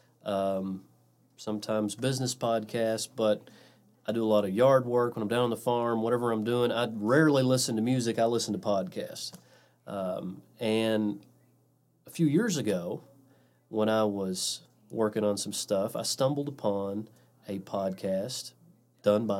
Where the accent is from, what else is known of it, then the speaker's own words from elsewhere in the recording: Elizabethtown, Kentucky, United States; I was born and raised here in Elizabethtown, Kentucky